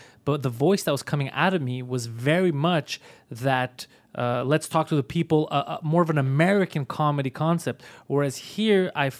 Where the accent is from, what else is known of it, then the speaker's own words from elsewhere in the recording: Montreal, Quebec, Canada; Yeah, I was born in Montreal in a very strong subculture.